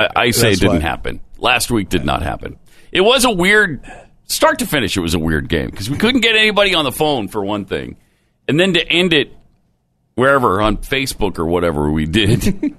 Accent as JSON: {"language": "English", "region": "Montana", "country": "United States", "tie": "born or raised there", "moved": "yes", "said": "when I was growing up in Montana."}